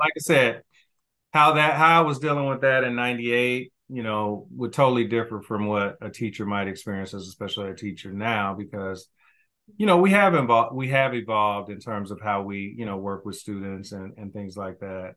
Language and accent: English; Kansas City, Missouri, United States; I grew up, I'm, I'm originally from Kansas City, Missouri